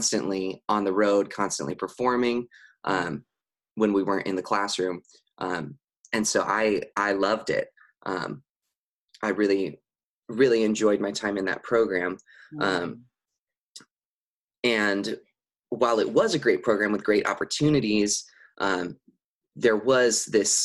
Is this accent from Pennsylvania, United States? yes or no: no; San Dimas, California, United States; I grew up in San Dimas, California, which is about 30 minutes out of Los Angeles